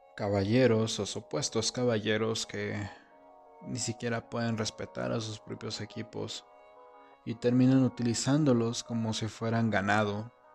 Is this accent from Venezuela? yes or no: no; Mexico; en mi país, en México